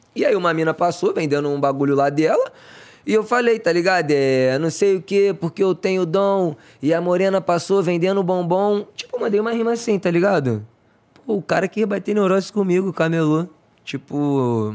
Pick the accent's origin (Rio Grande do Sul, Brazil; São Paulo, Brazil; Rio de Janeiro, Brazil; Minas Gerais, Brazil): Rio de Janeiro, Brazil; na verdade eu sou do Conjuntão. Conju... Ah. Eu morava lá no Conjuntão, né? Sido criado no Conjuntão